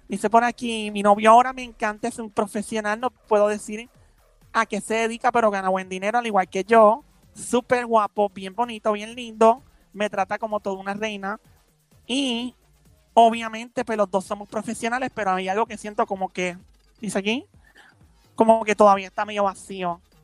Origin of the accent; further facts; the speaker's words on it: San Lorenzo, Puerto Rico; also born or lived in Carolina; yo nací en San Lorenzo.